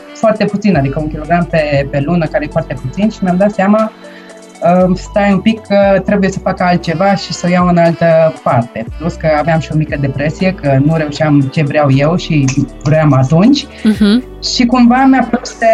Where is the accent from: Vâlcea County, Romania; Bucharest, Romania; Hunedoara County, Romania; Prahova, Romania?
Hunedoara County, Romania; Deva; moved away as an adult; also born or lived in Australia; now in Vienna, Austria; am plecat din România la 19 ani